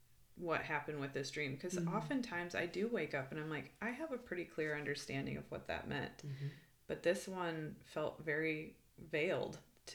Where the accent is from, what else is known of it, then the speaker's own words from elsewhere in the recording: Midwest, United States; You know, like even the grass, like I grew up in the Midwest, like the lush grass